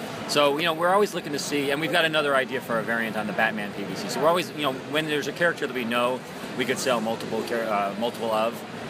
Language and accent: English; New York City, New York, United States; I'm actually based out of a small New York office here. For the rest of us are in Hunt Valley, Maryland, but New York's my hometown.